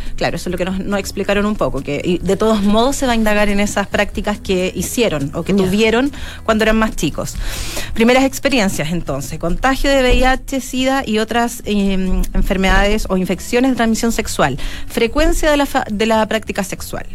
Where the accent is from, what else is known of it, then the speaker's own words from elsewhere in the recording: Chile; nuestro comportamiento sexual como chilenos